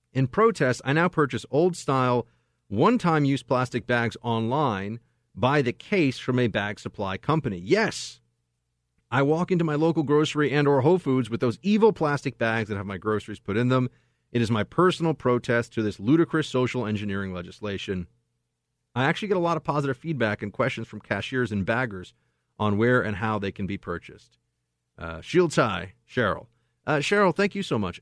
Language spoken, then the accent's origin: English; New York, United States; moved away as an adult; now in California, United States; I'm in California now. This is my impression as a New Yorker